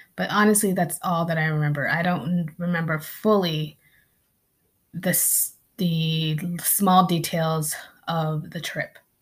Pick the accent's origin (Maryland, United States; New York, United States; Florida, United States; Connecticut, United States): Connecticut, United States; also born or lived in Philippines; I grew up in New England, in Connecticut.